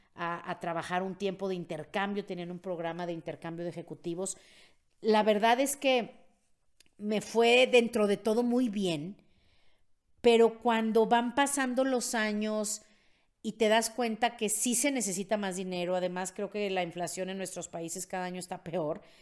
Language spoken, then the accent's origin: Spanish; Mexico; soy de Gutiérrez de México